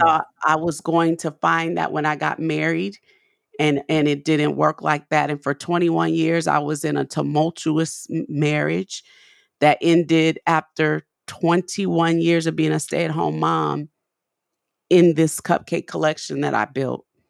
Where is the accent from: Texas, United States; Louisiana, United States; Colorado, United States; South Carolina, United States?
Louisiana, United States; New Orleans; now in Nashville, United States; we have a store in New Orleans on Magazine Street, 'cause that's my hometown where I'm from.